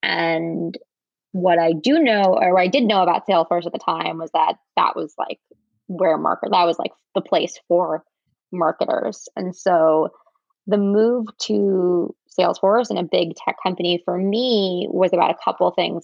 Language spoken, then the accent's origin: English; New York area, United States; born or raised there; also born or lived in San Francisco / Michigan